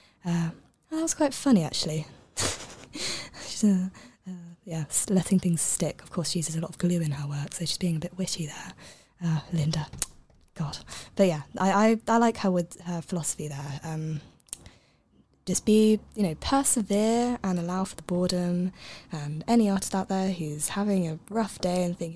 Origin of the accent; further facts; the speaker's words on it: Cambridge, East of England, United Kingdom; moved away; I'm originally from Cambridge